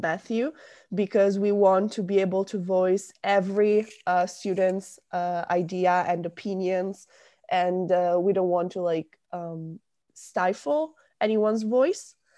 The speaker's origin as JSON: {"language": "English", "area": "small town near Milan", "region": "Lombardy", "country": "Italy", "moved": "as an adult", "lives_now": "Rome, Italy", "said": "I'm from a very small town in North Italy. It's about half an hour away from Milan"}